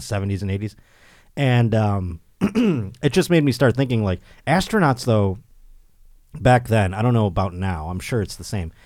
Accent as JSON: {"language": "English", "town": "Buffalo", "region": "New York", "country": "United States", "tie": "born or raised there", "moved": "yes", "lives_now": "Southern California, United States", "said": "I will be in my hometown. at my home club where I was born. Helium Comedy Club in Buffalo, New York"}